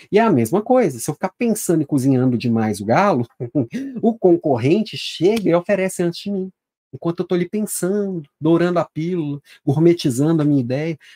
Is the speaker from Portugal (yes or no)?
no; Minas Gerais, Brazil; Também sou mineiro